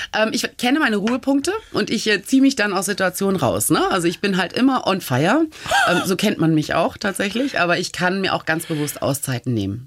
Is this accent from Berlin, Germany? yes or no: no; Hamburg, Germany; moved away as an adult; also born or lived in South Carolina, United States / Flensburg / New York; now in Lisbon, Portugal; ich bin ganz bescheiden aufgewachsen in Hamburg, mhm. in Norddeutschland